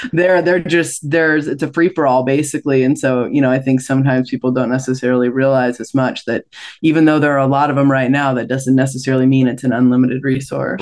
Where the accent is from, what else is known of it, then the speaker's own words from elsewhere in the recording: Washington, United States; also born or lived in Maui, Hawaii; I was born in Washington State, and now I split time between Maui and Washington